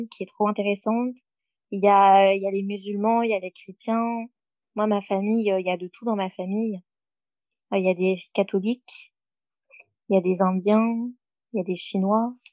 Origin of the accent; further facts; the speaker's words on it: France; accent: French; also born or lived in Mauritius; j'entends mon accent français